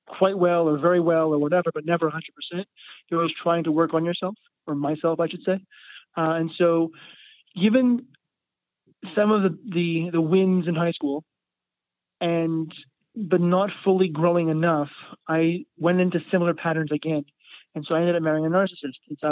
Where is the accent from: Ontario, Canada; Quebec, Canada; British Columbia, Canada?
Quebec, Canada; Montreal; where I grew up in Montreal, there was a lot of space as well